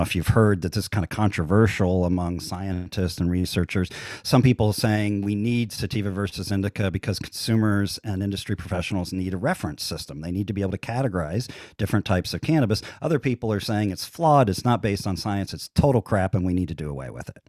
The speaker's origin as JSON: {"language": "English", "region": "central Ohio", "country": "United States", "tie": "born or raised there", "moved": "yes", "lives_now": "Las Vegas, United States", "said": "I grew up in Ohio"}